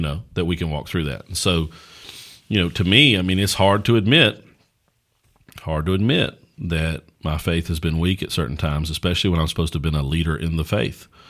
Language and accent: English; United States; as American Christians